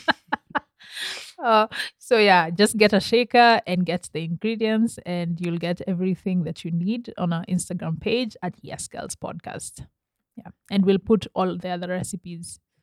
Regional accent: Kenya; I'm very Kenyan

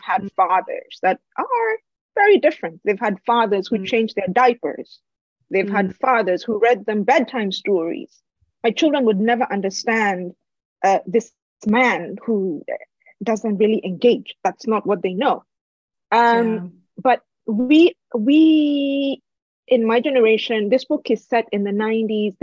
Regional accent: Kenya; also born or lived in United States

